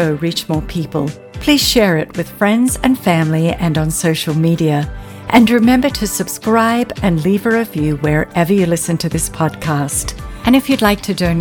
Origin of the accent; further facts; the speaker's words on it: Tasmania, Australia; we are in my home state of Tasmania, Australia.